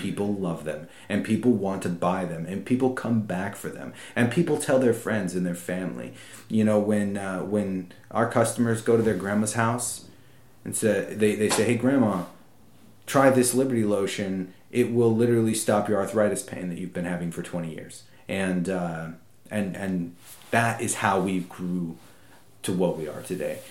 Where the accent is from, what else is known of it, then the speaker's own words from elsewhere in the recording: United States; as an American